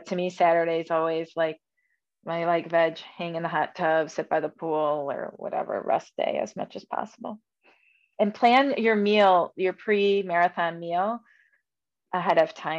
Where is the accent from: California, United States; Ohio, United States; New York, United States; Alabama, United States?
New York, United States; Buffalo; And I'm from Buffalo